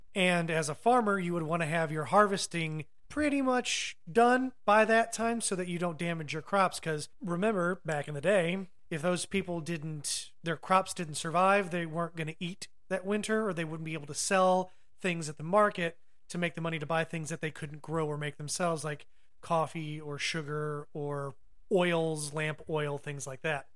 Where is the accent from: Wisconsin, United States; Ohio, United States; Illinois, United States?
Ohio, United States; growing up in the North, specifically the Midwest, Ohio